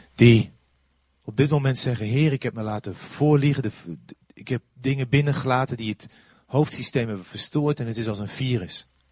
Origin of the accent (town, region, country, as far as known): Netherlands